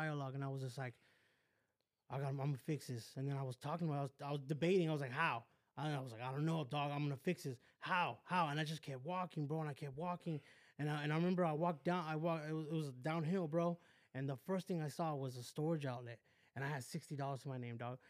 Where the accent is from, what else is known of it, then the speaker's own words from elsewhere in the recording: West Covina, California, United States; also born or lived in Downey; I grew up in West Covina